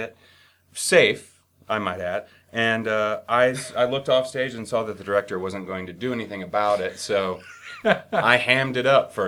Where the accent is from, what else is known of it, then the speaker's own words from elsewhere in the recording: Southern Indiana, United States; moved away as an adult; also born or lived in New York; I'm from Southern Indiana